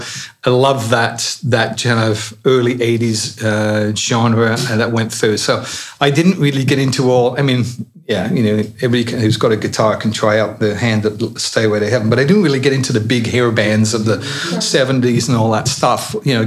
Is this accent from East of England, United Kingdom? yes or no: yes; Colchester, East of England, United Kingdom; moved away; I'm from Colchester